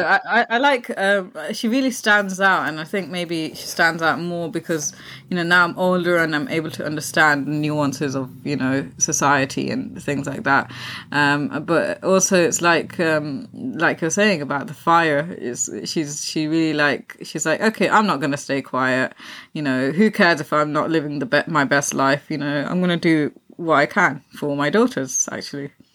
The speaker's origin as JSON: {"language": "English", "country": "Pakistan", "said": "being Pakistani"}